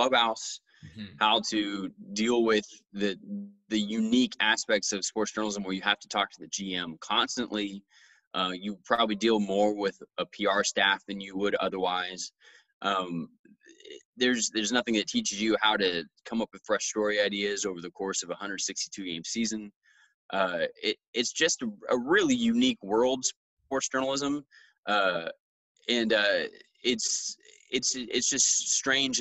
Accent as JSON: {"language": "English", "town": "Dallas", "region": "Texas", "country": "United States", "also_born_or_lived": "Longview, Washington / Chicago", "moved": "as an adult", "said": "I'm from Dallas, Texas."}